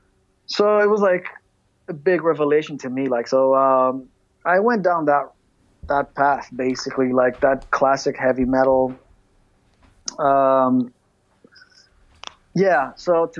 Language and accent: English; Greece; growing up in Greece